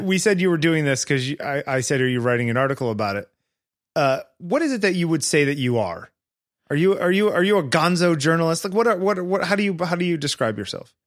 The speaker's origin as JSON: {"language": "English", "region": "East Coast of the US", "country": "United States", "tie": "born or raised there", "said": "I grew up on the East Coast of the U S."}